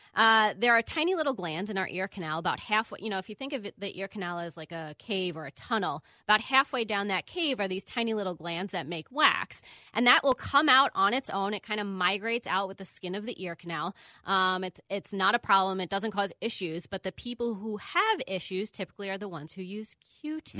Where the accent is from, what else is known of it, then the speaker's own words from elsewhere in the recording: Long Island, New York, United States; moved away as an adult; also born or lived in Miami, Florida / Bronx, New York / Champaign, Illinois; now in Minneapolis, United States; I am originally from New York, Long Island